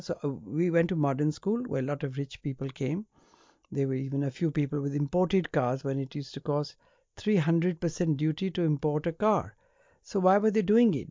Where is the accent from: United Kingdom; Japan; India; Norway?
India; I was born in India